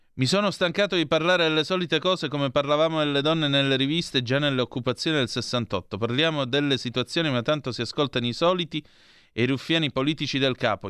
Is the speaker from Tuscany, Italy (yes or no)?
no; Calabria, Italy